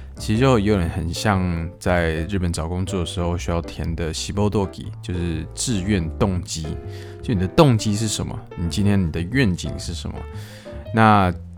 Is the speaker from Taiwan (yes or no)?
yes; Taiwan; now in Japan; 目前是没有打算离开日本的这个计划。但是如果今天就算回国回台湾的话